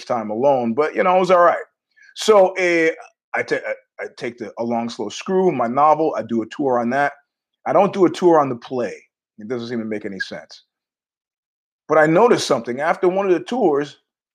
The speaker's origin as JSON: {"language": "English", "country": "United States", "said": "I'm an American"}